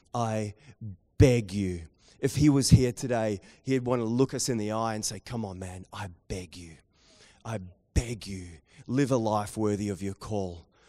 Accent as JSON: {"language": "English", "country": "New Zealand", "accent": "Kiwi", "said": "my Kiwi accent"}